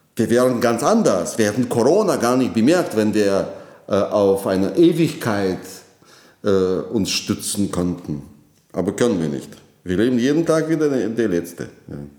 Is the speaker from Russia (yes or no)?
yes; Moscow, Russia; German is a second language; moved away as an adult; now in Germany; Ich komme aus Moskau. Ja, meine Heimatstadt